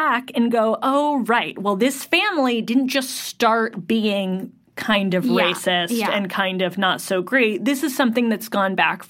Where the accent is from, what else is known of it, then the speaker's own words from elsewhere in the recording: United States; because I grew up in the United States